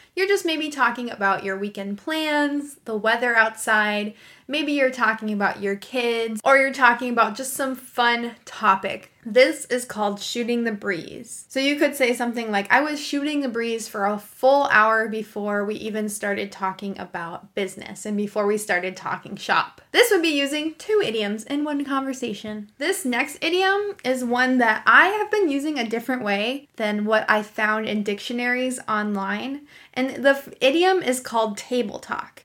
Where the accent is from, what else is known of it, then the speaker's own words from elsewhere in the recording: United States; I'm an American English teacher